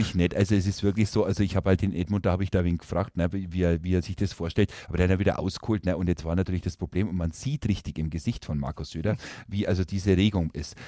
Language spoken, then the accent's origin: German; Herrsching am Ammersee, Bavaria, Germany; moved away; ich bin zwar gebürtiger Oberbayer, ich bin in Herrsching am Ammersee oder in der Nähe von Herrsching am Ammersee geboren, aber mein Vater ist Oberfranke